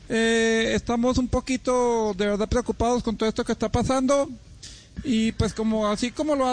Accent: Caribbean coast, Colombia; Sí, yo pues no, soy costeño, pero bueno

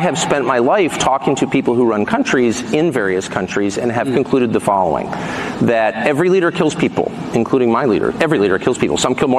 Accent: United States; I'm an American citizen. I'm 54. I pay my taxes. I obey the law.

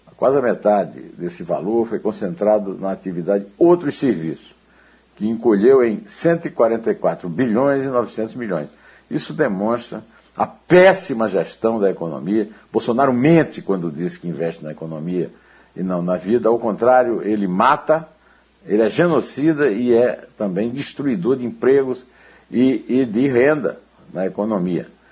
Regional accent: Northeast Region, Brazil; eu sou nordestino

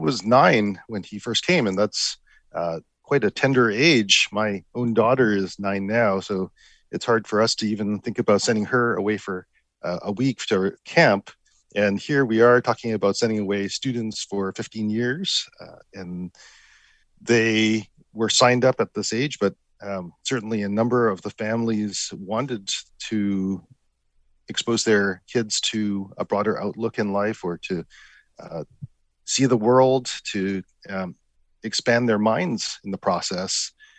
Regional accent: Vancouver, British Columbia, Canada; As I mentioned, I grew up in Vancouver, so I certainly benefited from the positive regard that my family had for the United States.

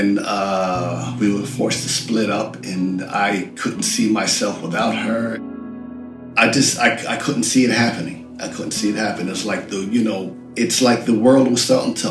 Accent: New York, United States; born or raised there; also born or lived in London, United Kingdom

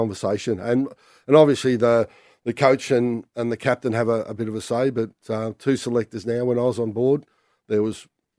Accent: Werribee, Victoria, Australia; also born or lived in Euroa / Apollo Bay / Footscray; now in Essendon, Australia; I grew up in Werribee. So born in Euroa, Werribee's home, and I live in Essendon now.

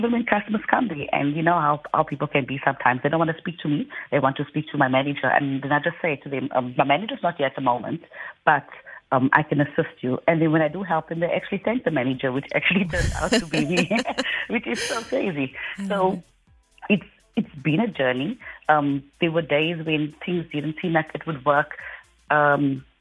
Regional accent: Cape Town, Western Cape, South Africa; I'm from Mitchell, Spain

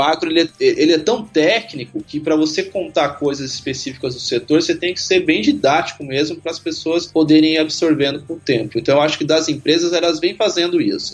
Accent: São Paulo, Brazil; sou de São Paulo, capital mesmo

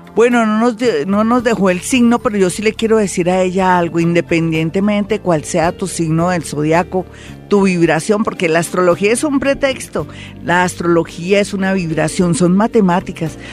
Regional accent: Mexico; soy mexicana

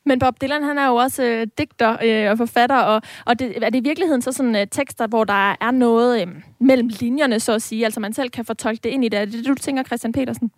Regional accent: Aarhus, Central Denmark Region, Denmark; som ægte aarhusianer

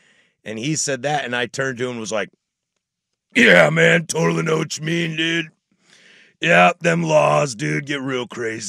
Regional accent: Washington, United States; And that's why I'm glad I come from Washington and not Montana, because we had a great time.

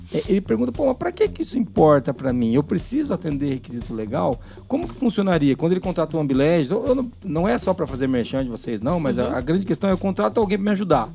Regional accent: Brazil; A gente é brasileiro

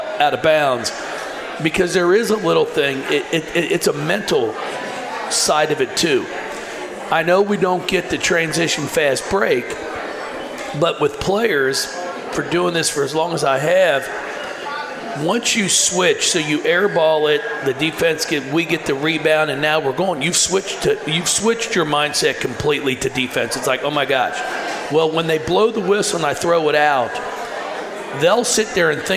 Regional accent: Kentucky, United States; moved away; to be in my home state. My brother lives here in Louisville. The rest of my family's up in northern Kentucky

